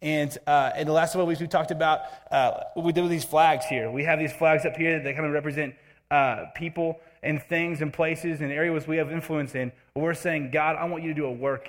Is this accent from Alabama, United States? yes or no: yes; Alabama, United States; moved away as an adult; now in Nevada, United States; I grew up for the most part in Alabama